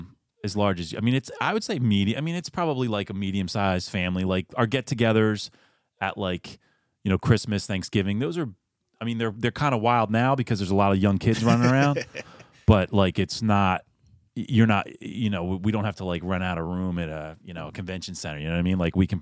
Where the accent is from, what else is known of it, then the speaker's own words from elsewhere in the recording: Chadds Ford, Pennsylvania, United States; So I'm local. I grew up was born and raised in Chad's Ford, which is we're recording right now in Paoli, so it's about 20 minutes from there. Grew up there, went to school locally.